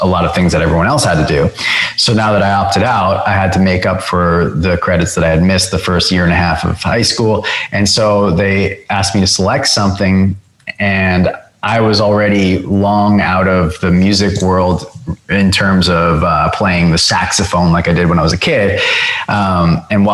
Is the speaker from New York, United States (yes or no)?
yes; Long Island, New York, United States; growing up on Long Island